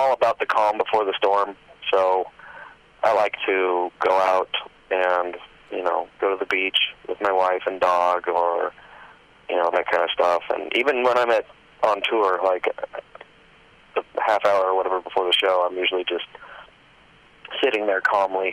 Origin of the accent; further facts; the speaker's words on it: Southern California, United States; Southern California, where I, where I live. It's very much like this place, Temecula, which is 30 minutes from where I live, or 45 or so minutes from where I grew up.